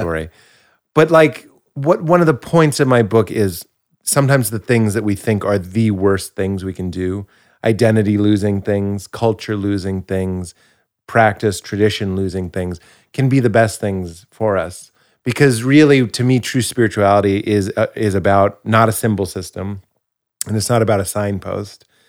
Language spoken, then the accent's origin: English; Boston, Massachusetts, United States; I'm from Boston, and it's an area that has a lot of identity.